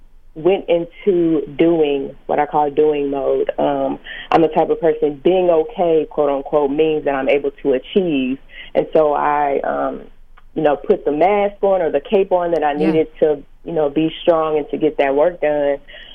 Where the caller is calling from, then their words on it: St. Louis, Missouri, United States; I'm calling from St. Louis, Missouri.